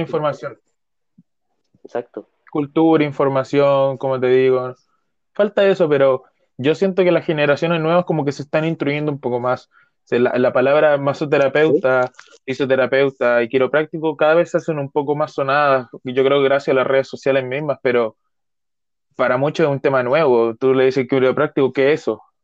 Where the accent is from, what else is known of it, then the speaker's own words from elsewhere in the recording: Chile; yo soy chileno de corazón